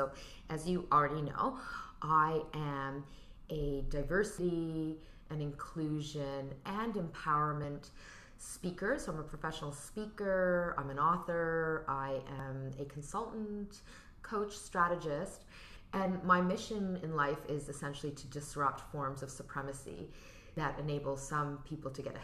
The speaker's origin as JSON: {"language": "English", "town": "Toronto", "region": "Ontario", "country": "Canada", "tie": "born or raised there", "also_born_or_lived": "Unionville", "said": "I grew up in Toronto"}